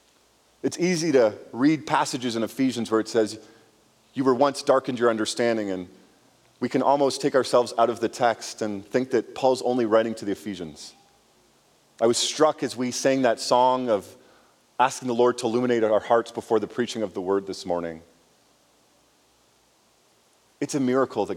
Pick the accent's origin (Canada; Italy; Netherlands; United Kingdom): Canada; growing up in Canada, I had friends who were Indians